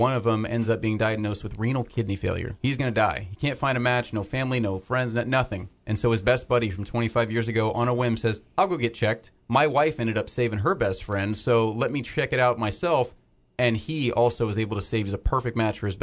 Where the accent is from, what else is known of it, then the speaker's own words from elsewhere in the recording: Florida, United States; I grew up here in Florida